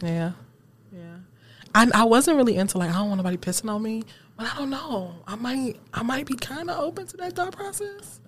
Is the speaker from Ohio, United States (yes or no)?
no; Seven Mile, Michigan, United States; I grew up on Seven Mile